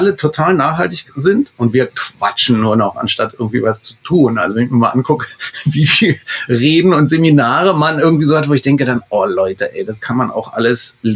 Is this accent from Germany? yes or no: yes; Berlin, Germany; Ich kenne als Berliner jeden